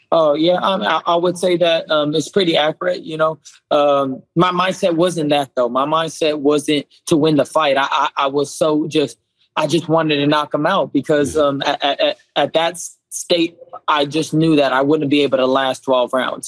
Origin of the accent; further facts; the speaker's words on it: Southern California, United States; growing up in Southern California